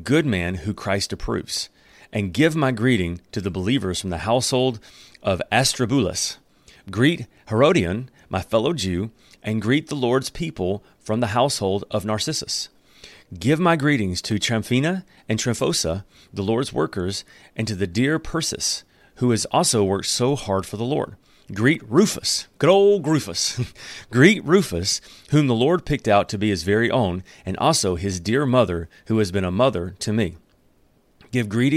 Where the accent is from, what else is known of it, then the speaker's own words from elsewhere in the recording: Alabama, United States; moved away; where I come from Alabama